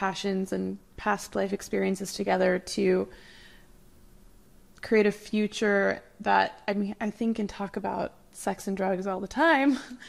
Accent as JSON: {"language": "English", "region": "Utah", "country": "United States", "tie": "born or raised there", "moved": "as an adult", "lives_now": "New York City, United States", "said": "I grew up Mormon in Utah. And so I'm like a queer poly person."}